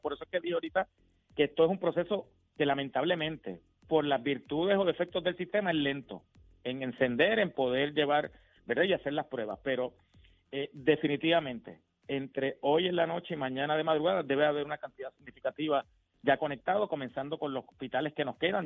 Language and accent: Spanish; Puerto Rico; como puertorriqueños